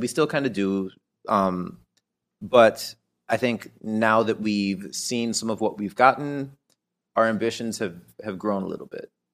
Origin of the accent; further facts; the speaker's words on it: Miami, Florida, United States; moved away; we grew up in Miami